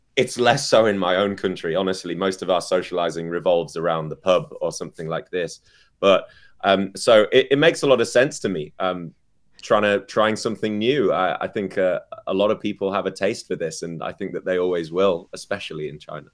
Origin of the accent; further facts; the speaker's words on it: United Kingdom; I'm British, so we learn how we like our tea